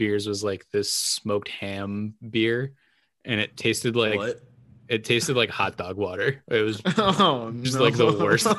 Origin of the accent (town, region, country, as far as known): Amherst, United States; born or raised there; moved away as an adult; now in San Diego, United States